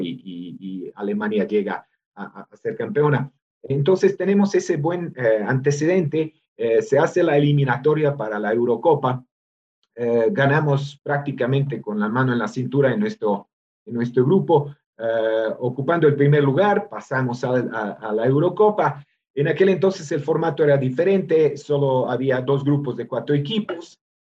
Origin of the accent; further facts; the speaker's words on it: Novi Sad, Vojvodina, Serbia; moved away as an adult; also born or lived in Belgrade, Serbia; now in Mexico; mi ciudad natal, Voivodina